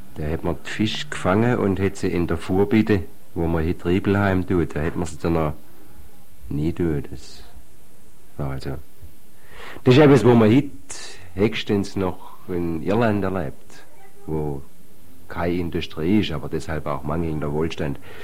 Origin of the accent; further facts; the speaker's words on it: Eichstetten, Baden-Württemberg, Germany; bei uns in Eichstätt